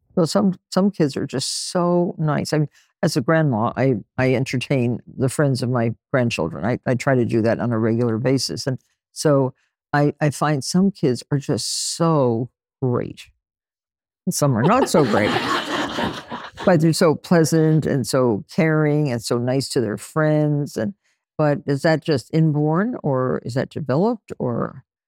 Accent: Nutley, New Jersey, United States; I grew up in Nutley, New Jersey, with six kids in my family

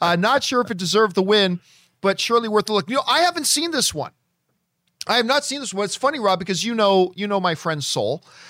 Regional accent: Canada; now in Los Angeles, United States; As a kid growing up in Canada

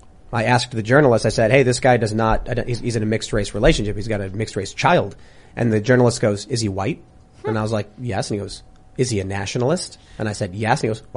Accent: Chicago, Illinois, United States; I grew up in Chicago, liberal, Democrat, all that stuff.

